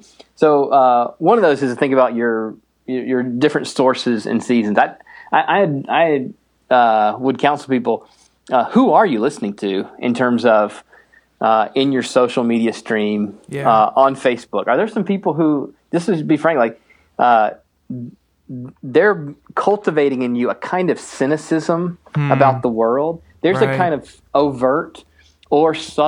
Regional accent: the East, United States; also born or lived in Minnesota; now in Minneapolis, United States; I grew up in the East

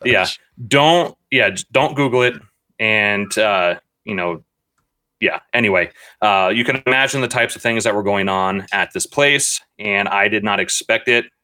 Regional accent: Reynoldsburg, Ohio, United States; the city I grew up in in Reynoldsburg, Ohio

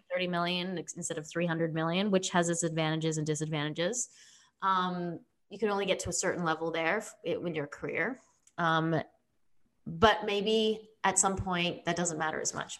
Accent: Sydney, New South Wales, Australia; now in United States; I come from Australia, so I grew up in Sydney

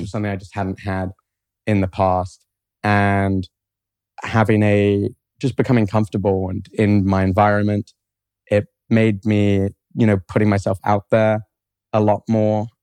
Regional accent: London, United Kingdom; moved away as an adult; now in Columbus, United States; I grew up in London, England. And I grew up there my whole life.

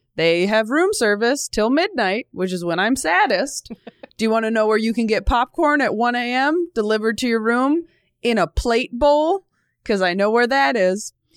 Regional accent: California, United States; moved away as an adult; also born or lived in Los Angeles, United States; now in New York, United States; I grew up in California, so it wasn't like a huge move

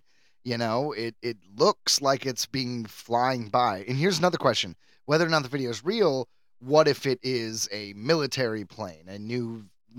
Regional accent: Detroit, Michigan, United States; I definitely call Detroit home at the moment. And I grew up here and it is my home in my heart forever

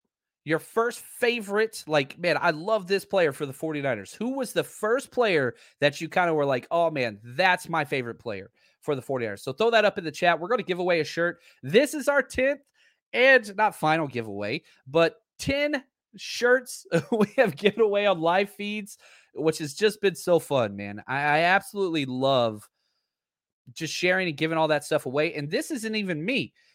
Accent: Dallas, Texas, United States; I had growing up in Dallas, Fort Worth, and I had a stepdad I didn't like, and he was a diehard Cowboys fan.

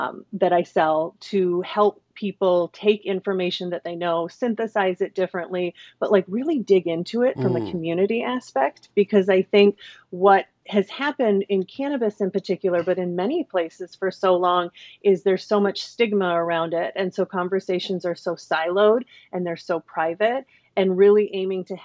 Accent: Minnesota, United States; moved away as an adult; also born or lived in Chicago, Illinois; I moved from Chicago, where I'd spent the last 15 years, back to my home state of Minnesota

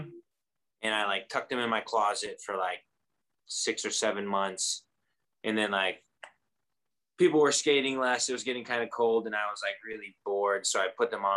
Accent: Midwest, United States; moved away as an adult; now in Des Moines, United States; Originally, I'm from the Quad Cities, which is like right on the border of Iowa and Illinois. I kind of grew up in between the two.

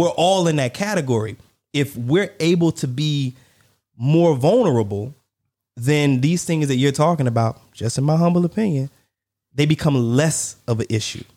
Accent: United States

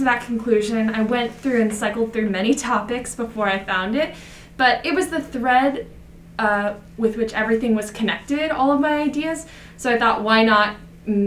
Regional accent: New York City, New York, United States; My hometown of Jackson Heights represents 167 spoken languages

